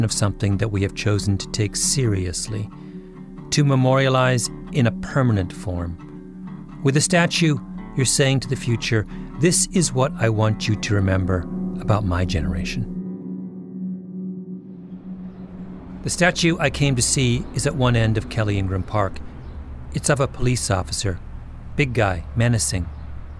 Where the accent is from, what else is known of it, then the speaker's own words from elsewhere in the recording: Canada; moved away as an adult; now in United States; I'm an outsider. I'm Canadian.